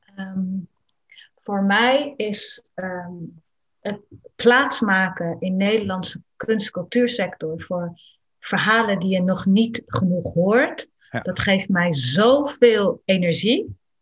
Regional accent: Netherlands; ik mij als kind in Nederland

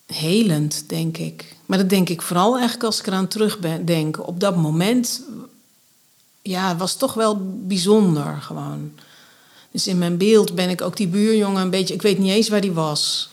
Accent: Grave, North Brabant, Netherlands; also born or lived in Dordrecht; Overgrote deel van mijn jeugd ben ik opgegroeid in Graven in Noord-Brabant. Dat ligt ten zuiden van Nijmegen.

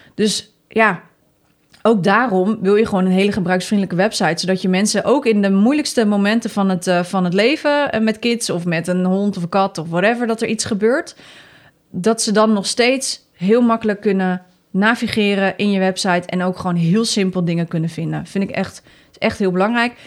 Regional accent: Netherlands; Wij zijn Nederlanders

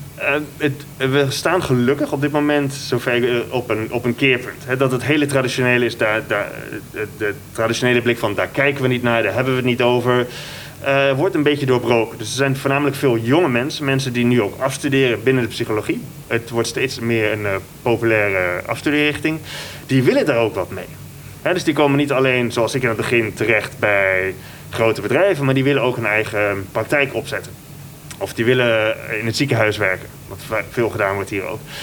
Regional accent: Netherlands; now in Indonesia; als Nederlander

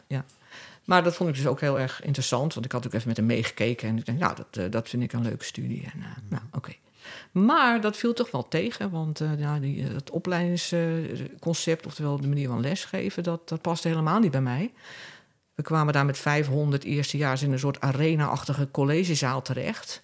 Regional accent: Vlaardingen, South Holland, Netherlands; moved away as an adult; also born or lived in Amsterdam; now in Castricum, Netherlands; ik ben opgegroeid in Rijnmond, in de stad Vlaardingen

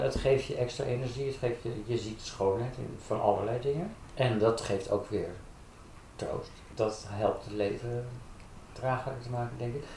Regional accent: Haarlem, North Holland, Netherlands; ik kom oorspronkelijk uit Haarlem. Daar ben ik opgegroeid.

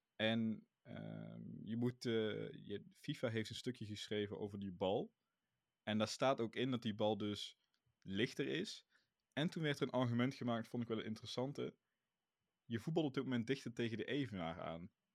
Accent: Netherlands; als Nederlanders

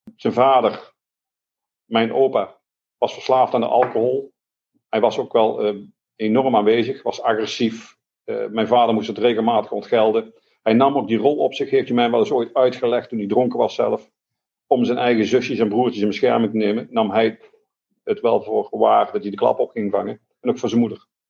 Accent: Eindhoven, North Brabant, Netherlands; Ik ben opgegroeid in Eindhoven

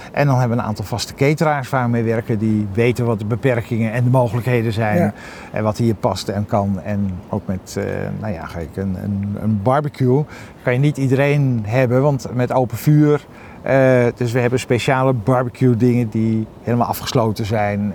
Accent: Groningen, Netherlands; moved away; also born or lived in Amsterdam; Ik kom uit Groningen

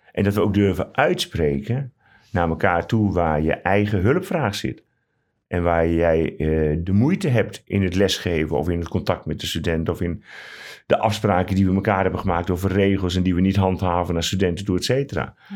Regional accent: Ruurlo, Gelderland, Netherlands; now in Utrecht, Netherlands; ik ben geboren en getogen in de Achterhoek, in Ruurlo

